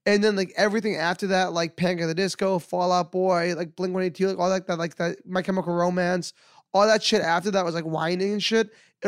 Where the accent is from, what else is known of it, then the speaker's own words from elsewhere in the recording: New York, United States; I'm like, no, I'm from New York. I don't know where I am.